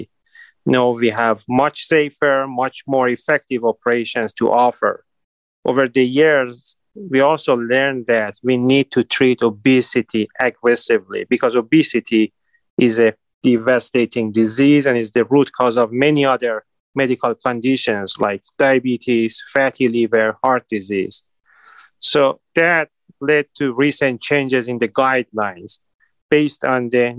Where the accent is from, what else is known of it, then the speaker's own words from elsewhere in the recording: Iran; now in Cleveland, United States; I was born and raised in Iran